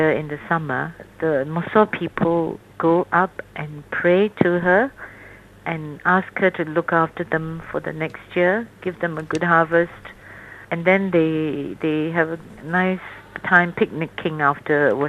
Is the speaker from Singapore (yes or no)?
yes; Singapore; I'm Chinese, although I was born outside of China in Singapore.